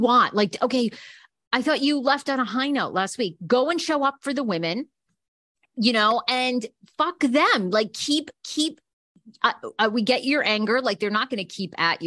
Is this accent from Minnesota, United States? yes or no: no; Maine, United States; now in Los Angeles, United States; I'm from Maine